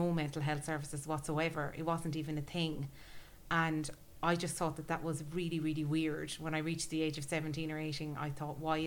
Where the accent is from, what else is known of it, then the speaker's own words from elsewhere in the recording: Galway, Connacht, Ireland; I grew up in Galway, right? In the middle of nowhere